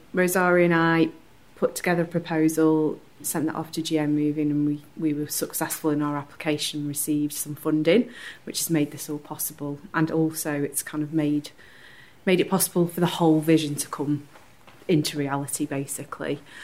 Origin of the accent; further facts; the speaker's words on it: Stretford, North West England, United Kingdom; I'm also from Stretford, I'm the creative director for Stretford Stride